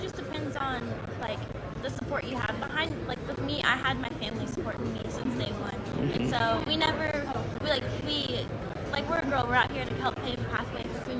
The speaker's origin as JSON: {"language": "English", "region": "West Coast", "country": "United States", "said": "Yeah, so I'm from the West Coast, and so I primarily race in, like, Washington, Oregon, Idaho, California."}